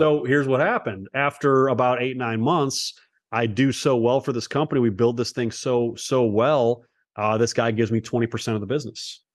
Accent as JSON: {"language": "English", "town": "Cleveland", "region": "Ohio", "country": "United States", "tie": "born or raised there", "also_born_or_lived": "Los Angeles", "said": "I was born in Los Angeles. Uh, only was there as a very short amount of time. uh, as a baby, a young kid, and then I grew up in the east side of Cleveland"}